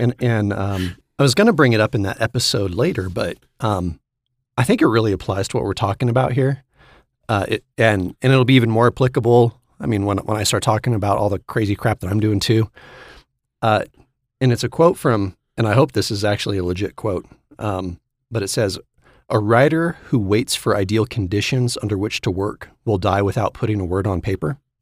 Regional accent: Sacramento, California, United States; I was from Sacramento

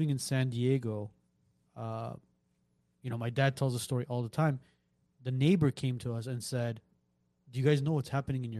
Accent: Gyumri, Shirak, Armenia; moved away; I'm from Gyumri

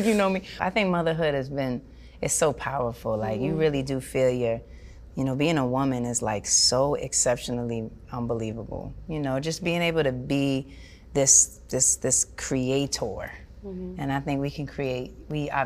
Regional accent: New York, United States; I grew up in New York

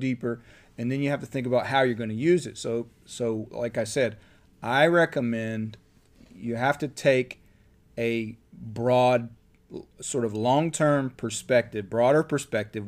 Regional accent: Columbia County, Florida, United States; my hometown

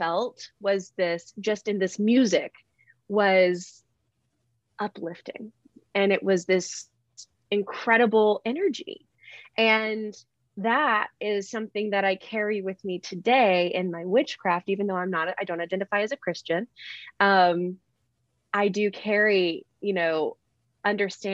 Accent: Alabama, United States; So I'm from Alabama. I know you can hear my very heavy accent. But no, I'm from Alabama. And so I grew up

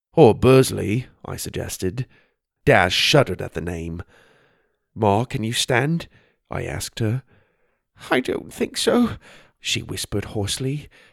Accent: Arizona, United States; Growing up in Arizona, we went to the White Mountains quite a bit to get out of the heat

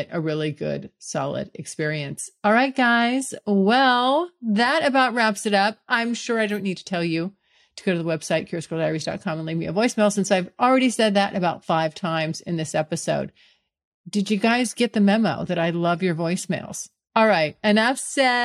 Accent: California, United States; moved away as an adult; now in Florida, United States; moving back to California where I'm from

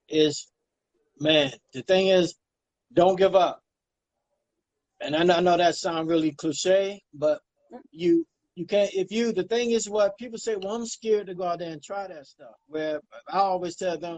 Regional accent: Baltimore, Maryland, United States; also born or lived in South Carolina; I was born in Maryland, Baltimore, Maryland. I grew up between South Carolina and Maryland

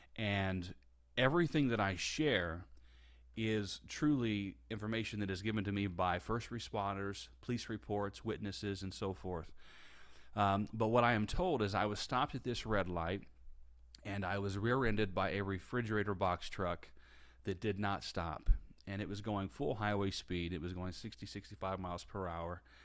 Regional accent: Indiana, United States; now in Tampa, United States; I grew up in Indiana. I now live in Tampa, Florida.

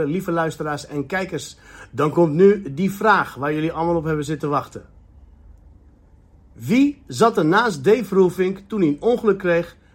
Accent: Nador / Al Hoceima, Oriental, Morocco; now in Netherlands; Op mijn geboorteplaats. Nador en El Housima.

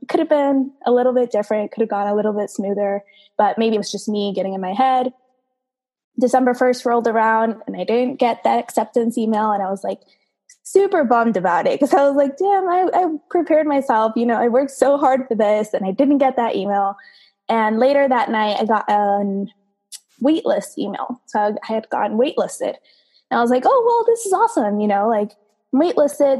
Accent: Caracas, Capital District, Venezuela; now in United States; I was born and raised in Caracas, Venezuela.

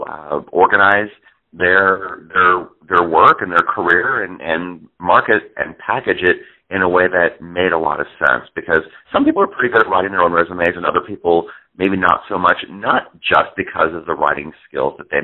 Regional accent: Northwood, Iowa, United States; I grew up in a little town called Northwood, Iowa

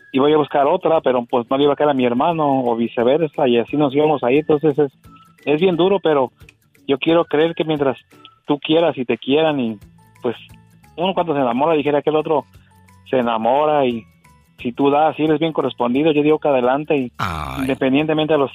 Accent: Los Reyes, Michoacán, Mexico; also born or lived in Buenavista; Bueno, nací en Buenavista, pero todo el tiempo casi me crié en Los Reyes, Michoacán.

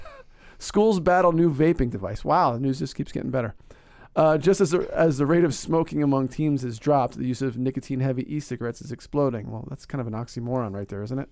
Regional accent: Northeast, United States; I'm from the Northeast

